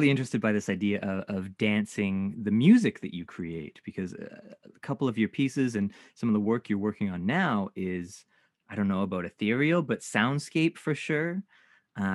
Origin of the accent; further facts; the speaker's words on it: Canada; one of the experiences of being Japanese Canadian is not feeling Japanese despite our best efforts.